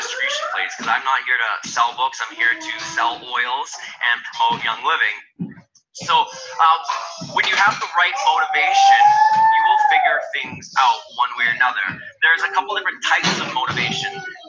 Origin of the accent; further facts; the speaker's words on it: Canada; I'm Canadian, so I started building before Canada was launched as an official market.